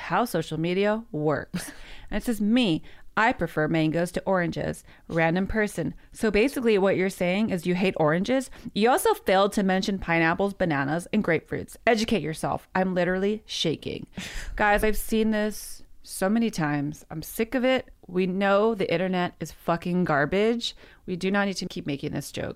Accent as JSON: {"language": "English", "region": "California", "country": "United States", "moved": "yes", "lives_now": "New York, United States", "said": "I'm from California"}